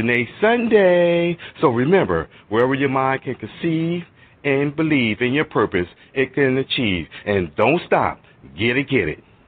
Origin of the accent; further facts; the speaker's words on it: the South, United States; I'm from the South